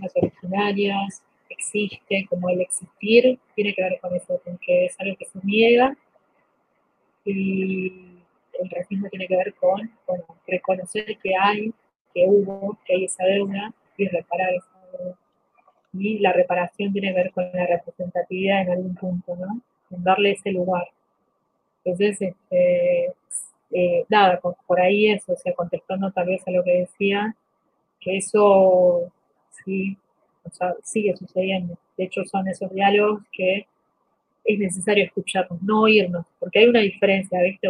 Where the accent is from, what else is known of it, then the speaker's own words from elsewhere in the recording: Bolivia; now in Argentina; somos Bolivia, de 10 millones, 4 o 5 millones estamos fuera